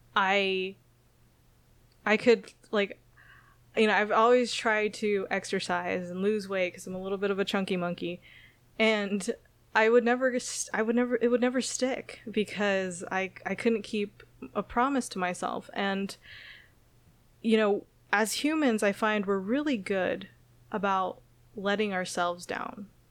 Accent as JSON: {"language": "English", "region": "Okinawa", "country": "Japan", "tie": "born or raised there", "also_born_or_lived": "San Jose, California", "moved": "yes", "said": "moving to Okinawa, Japan, which is my hometown"}